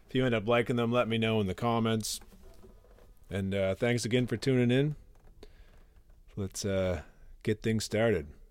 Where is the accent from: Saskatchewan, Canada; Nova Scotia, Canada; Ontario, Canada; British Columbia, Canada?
Nova Scotia, Canada; I'm from Nova Scotia, Canada.